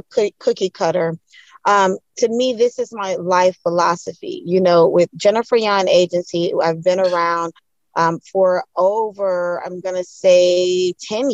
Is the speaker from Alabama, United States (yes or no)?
no; Orlando, Florida, United States; I'm originally from Orlando, Florida